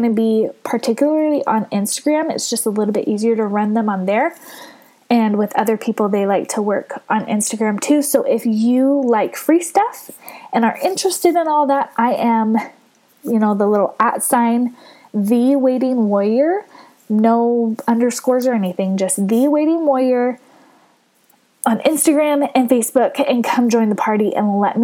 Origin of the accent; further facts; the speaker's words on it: California, United States; moved away; my home state of California